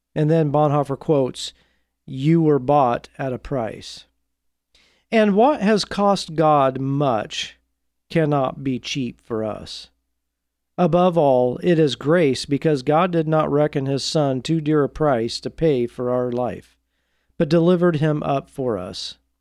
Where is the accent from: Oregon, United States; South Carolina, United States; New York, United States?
Oregon, United States; Portland; my hometown, Portland, Oregon